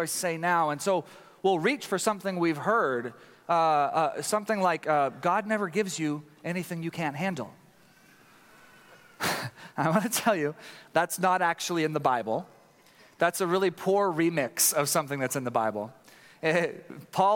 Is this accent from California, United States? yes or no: no; Tyler, Texas, United States; I grew up in Tyler, Texas, a place that has less than 250,000 people but has 500 churches